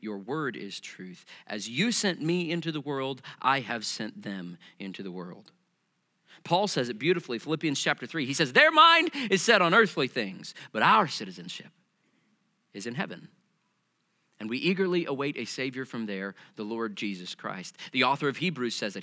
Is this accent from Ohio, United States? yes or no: no; Missouri, United States; also born or lived in Kentucky; I grew up back in Missouri